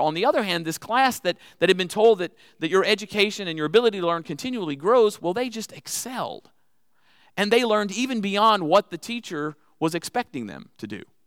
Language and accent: English; New Orleans, Louisiana, United States; accent: Cajun; now in Texas, United States; I'm originally from Louisiana